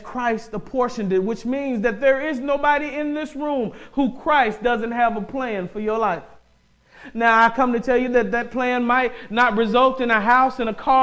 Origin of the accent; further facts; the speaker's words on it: the South, United States; I'm from the South